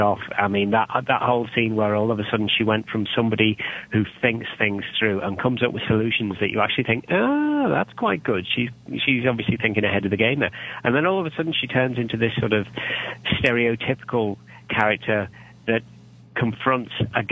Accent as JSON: {"language": "English", "country": "United Kingdom", "said": "I'm British"}